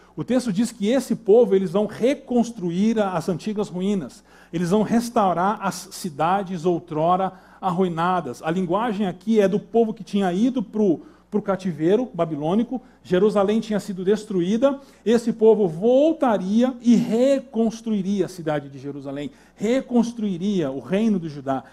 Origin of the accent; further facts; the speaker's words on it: Brazil; como nós brasileiros